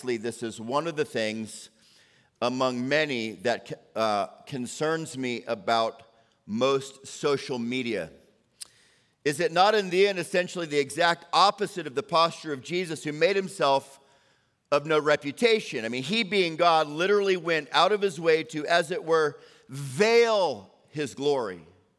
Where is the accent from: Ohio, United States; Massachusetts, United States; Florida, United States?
Florida, United States; Orlando; Because I grew up, right? I grew up on Sundays after church in Orlando.